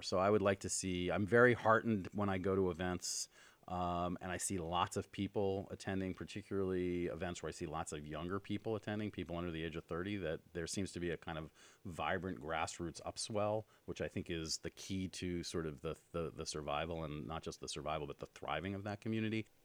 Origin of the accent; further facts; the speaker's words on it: New York, United States; moved away as an adult; now in Los Angeles, United States; I grew up in New York, and I moved here, um, about twenty-four years ago